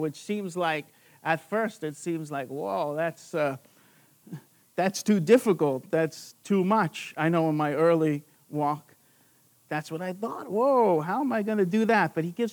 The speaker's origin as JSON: {"language": "English", "area": "Long Island", "region": "New York", "country": "United States", "said": "I'm from Long Island, New York."}